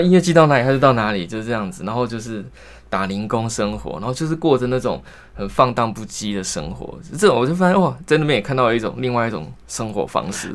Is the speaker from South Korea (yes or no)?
no; Kaohsiung, Taiwan; moved away as an adult; also born or lived in northern Taiwan; 我是高雄人